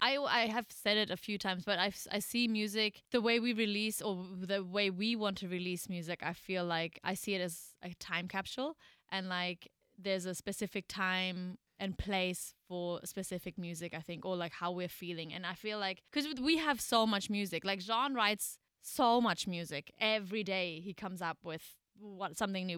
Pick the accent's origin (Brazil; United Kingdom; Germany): Germany; moved away as an adult; also born or lived in New York; got to my hometown in Germany where we're kind of currently living